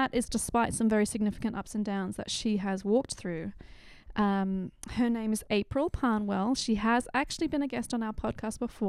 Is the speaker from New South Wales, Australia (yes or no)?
yes; Sydney, New South Wales, Australia; moved away; My hometown, Western Sydney, Australia.